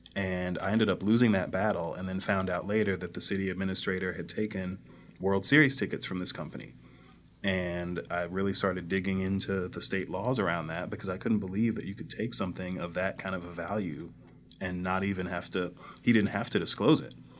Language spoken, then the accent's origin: English; Northwoods, Missouri, United States; I grew up in North Saint Louis County